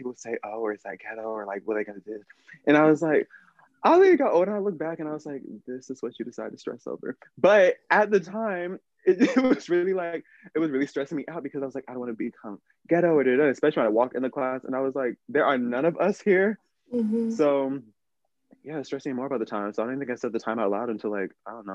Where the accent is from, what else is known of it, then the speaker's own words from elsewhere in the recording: Pearland, Texas, United States; also born or lived in Cypress, Texas; I moved from Cypress, Texas to Pearland, Texas, which is literally just on the other side of Houston from each other